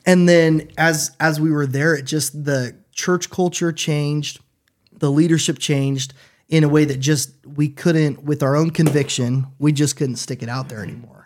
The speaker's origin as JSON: {"language": "English", "region": "Washington", "country": "United States", "tie": "born or raised there", "moved": "as an adult", "lives_now": "Chattanooga, United States", "said": "I grew up in Washington State and my dad was a pastor"}